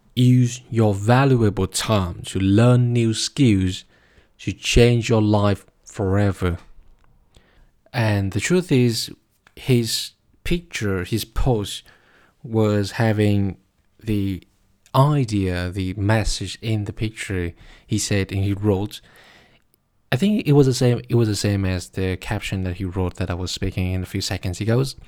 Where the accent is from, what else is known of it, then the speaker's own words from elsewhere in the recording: Vietnam; now in Berlin, Germany; my home country, Vietnam